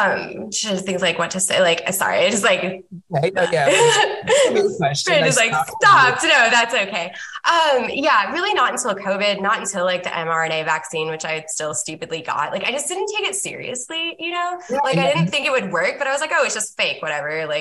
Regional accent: Upper Midwest, United States; also born or lived in the South (US); now in Southern United States; I'm from the upper Midwest, and then I live in the South currently.

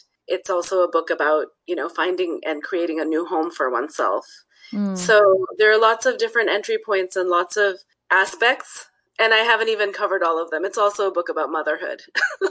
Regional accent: Netherlands; born there; I was born in the Netherlands because my dad was teaching there and my parents lived there.

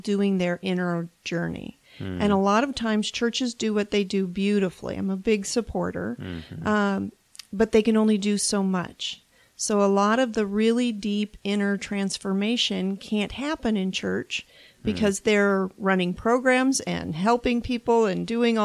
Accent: Phoenix, Arizona, United States; moved away; Well, I'm from Phoenix, but moved away for 20 years. So I came back to Phoenix when I made this jump.

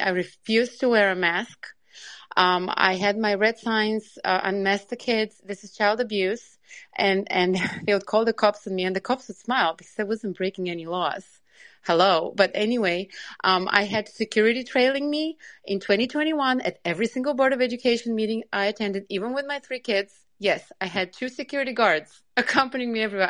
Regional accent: Long Island, New York, United States; I'm from New York, from Long Island

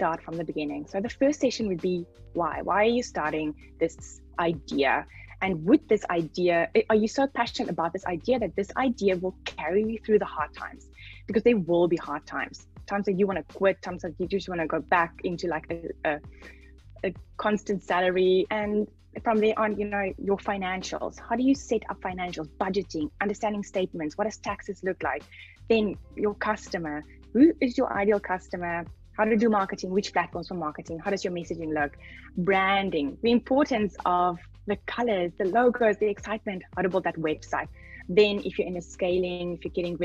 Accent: Namibia; I come from Namibia

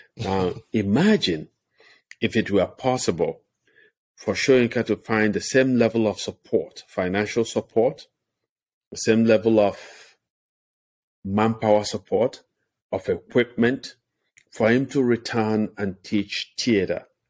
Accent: Nigeria; moved away; my hometown

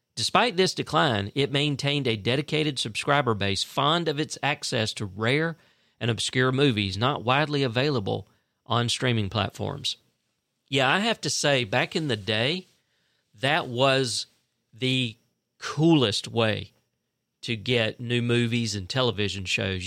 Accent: Fitzgerald, Georgia, United States; born and raised in Fitzgerald

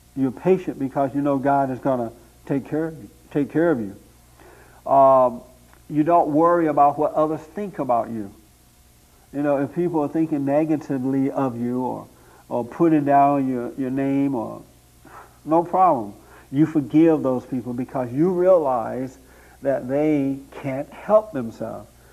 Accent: Tuskegee, Alabama, United States; born or raised there; moved away as an adult; now in Los Angeles, United States

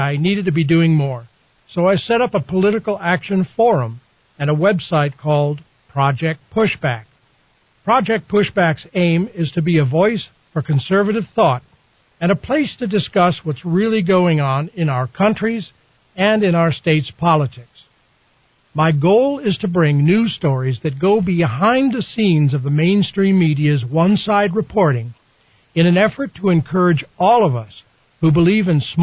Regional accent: Wisconsin, United States; moved away as an adult; also born or lived in Washington, D.C.; now in New Mexico, United States; my home state of Wisconsin

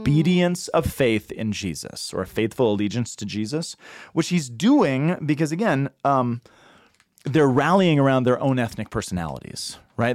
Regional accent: Boulder, Colorado, United States; I'm from Boulder

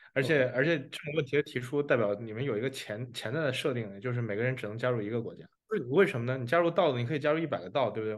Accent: China; 因为我们是中国人

